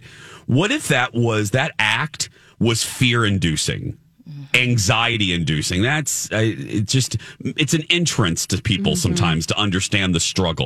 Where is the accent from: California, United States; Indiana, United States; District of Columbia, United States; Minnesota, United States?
Indiana, United States; now in Minneapolis, United States; Even living in a rather socially liberal city like Minneapolis, I still, as a 46-year-old, because I grew up in Indiana